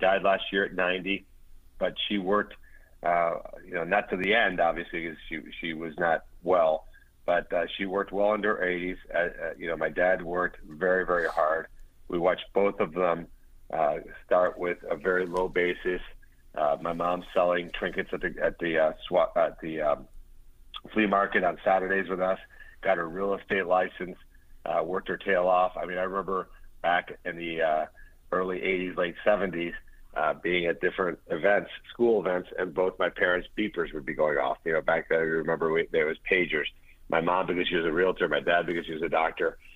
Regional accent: Pompano Beach, Florida, United States; born or raised there; English is a second language

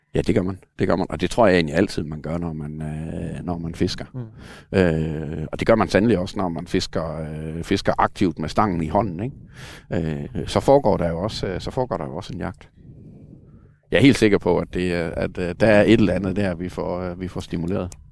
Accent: Denmark; jeg kommer fra Sønderland, hvor vi havde nogle lokale mosehuller

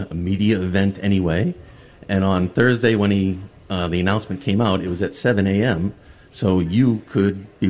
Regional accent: New Hampshire, United States; I'm from New Hampshire

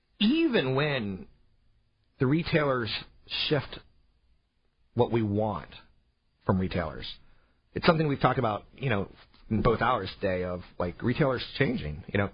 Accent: East Coast, United States; also born or lived in overseas; I grew up on the East Coast a lot. I grew up overseas a lot.

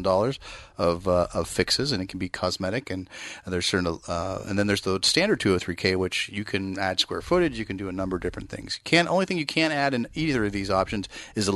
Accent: East Bay, California, United States; I grew up in the East Bay, and I've got a ton of folks that I went to high school

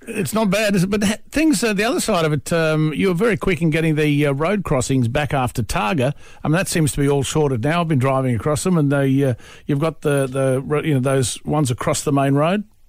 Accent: George Town, Tasmania, Australia; my hometown. Love it heaps. Georgetown

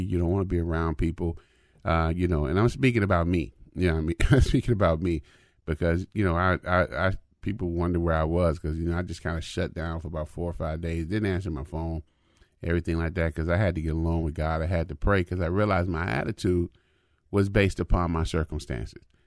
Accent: United States; I'm African American

